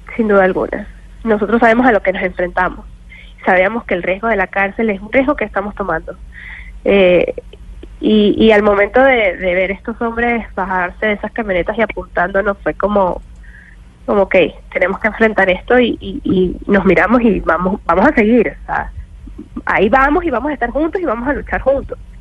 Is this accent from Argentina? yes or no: no; Venezuela